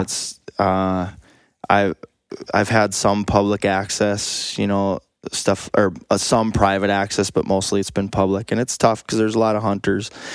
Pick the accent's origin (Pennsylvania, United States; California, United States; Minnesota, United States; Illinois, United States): Minnesota, United States; Northwest; I grew up in Northwest Minnesota